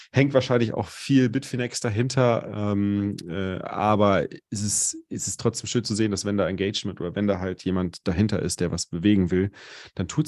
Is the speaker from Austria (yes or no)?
no; Cologne, North Rhine-Westphalia, Germany; now in Munich, Germany; meine Heimatstadt ist Köln.